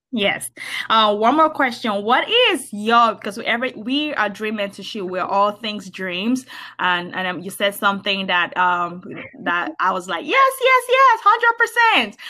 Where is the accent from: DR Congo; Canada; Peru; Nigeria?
Nigeria; moved away as an adult; now in United States; I grew up in Nigeria